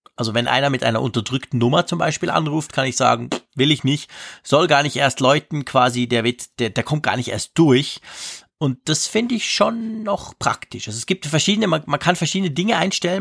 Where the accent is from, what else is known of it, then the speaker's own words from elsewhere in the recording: Switzerland; ich bin ein Schweizer